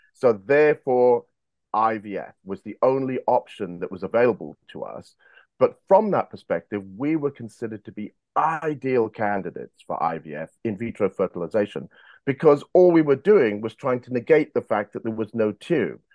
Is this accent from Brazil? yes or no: no; United Kingdom; also born or lived in South Africa / Monmouth, Wales / San Diego, United States; born in South Africa, but raised in the United Kingdom. I came here when I was three years of age